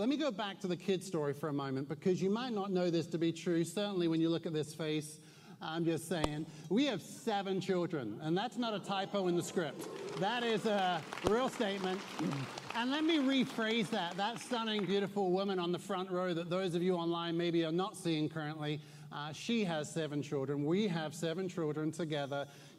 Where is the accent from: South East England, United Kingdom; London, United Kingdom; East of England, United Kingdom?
East of England, United Kingdom; Newmarket; also born or lived in Suffolk; I'm from Newmarket, Suffolk, yet I know many of you are stunned by such a statement. You're already questioning the validity of such a statement because my accent doesn't sound like I'm from Suffolk. But I lived for 21 years in Suffolk.